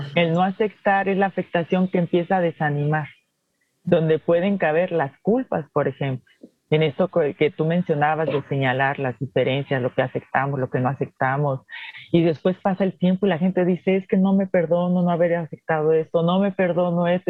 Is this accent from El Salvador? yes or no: no; Guanajuato, Mexico; yo soy mexicana